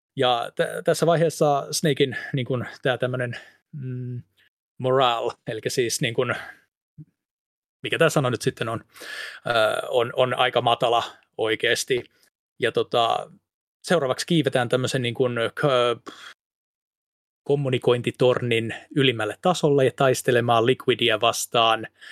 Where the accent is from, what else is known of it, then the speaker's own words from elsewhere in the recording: Pori, Satakunta, Finland; accent: Pori dialect; Anteeksi porin murteeni